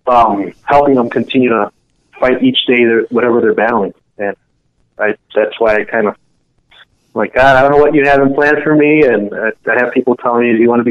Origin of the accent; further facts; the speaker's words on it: Chicago, Illinois, United States; I was actually born in Chicago.